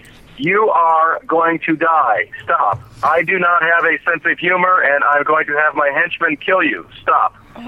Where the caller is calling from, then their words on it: Hollywood, California, United States; I am calling from Hollywood.